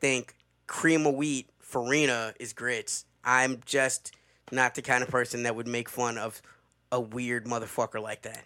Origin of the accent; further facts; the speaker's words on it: the South, United States; a Southerner